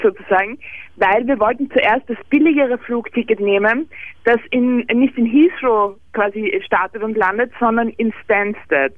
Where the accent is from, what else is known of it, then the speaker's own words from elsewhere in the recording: Vienna, Austria; Bei uns in Wien